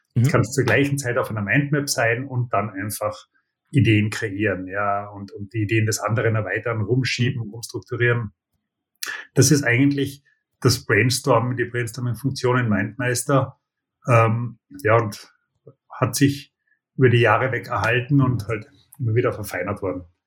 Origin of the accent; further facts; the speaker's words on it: Austria; Und ich bin Österreicher